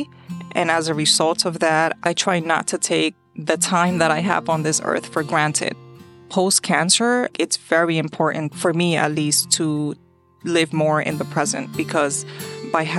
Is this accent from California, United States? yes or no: no; New York City, New York, United States; I was born and raised in New York City